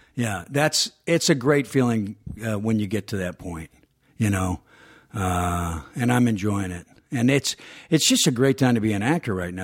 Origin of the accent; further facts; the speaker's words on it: Georgia, United States; moved away; growing up in Georgia